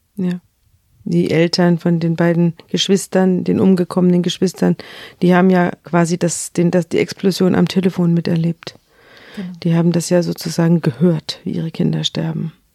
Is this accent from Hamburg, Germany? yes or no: yes; Hamburg, Germany; bei uns in Hamburg